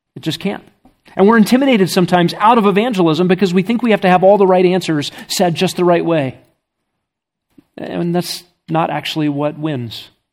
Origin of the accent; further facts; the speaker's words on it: United States; I'm from America. I don't speak Russian.